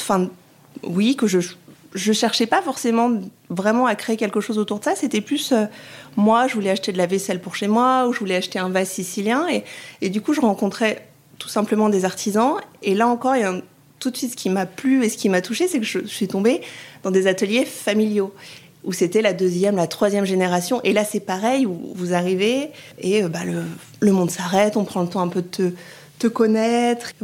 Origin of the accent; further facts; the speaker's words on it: France; also born or lived in Rome, Italy; Je suis française et j'ai eu la chance d'aller vivre en Italie pendant deux ans et demi